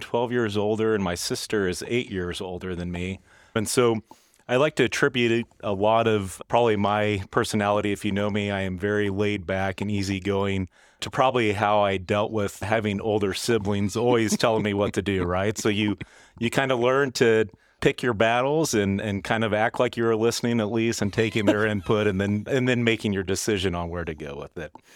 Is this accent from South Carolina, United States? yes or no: no; Stilwell, Kansas, United States; I grew up in Stillwell, Kansas, which is kind of the unincorporated southern part of Johnson County.